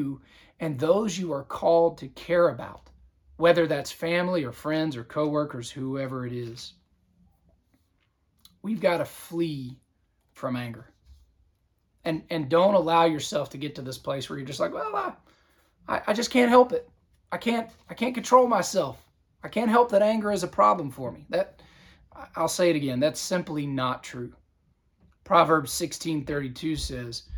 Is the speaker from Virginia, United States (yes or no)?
yes; Southern Virginia, United States; now in Georgia, United States; my hometown area of Southern Virginia